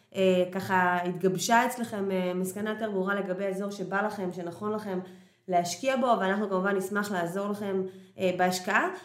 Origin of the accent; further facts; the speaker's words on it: Haifa, Haifa District, Israel; moved away as an adult; also born or lived in Kiryat Motzkin / Tel Aviv / Ramot HaShavim; now in Portugal; אני נולדתי וגדלתי בקריית חי-, נולדתי במוצקין וגדלתי בקריית חיים